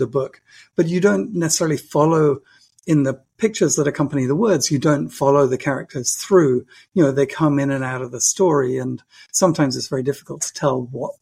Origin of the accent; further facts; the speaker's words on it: United Kingdom; as a Brit